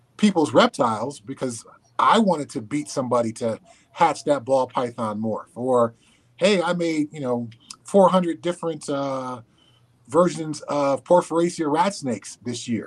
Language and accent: English; Southern California, United States; I grew up in Southern California, so I caught snakes and frogs and lizards in my backyard